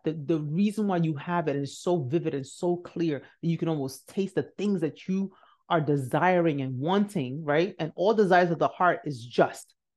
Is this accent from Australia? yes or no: no; Nigeria; I'm Nigerian. So one thing we do know is hard work